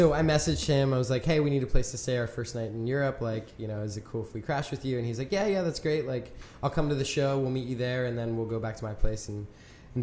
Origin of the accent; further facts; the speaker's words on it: York, Pennsylvania, United States; also born or lived in Bern, Switzerland; now in Philadelphia, United States; My stomping grounds. I'm from York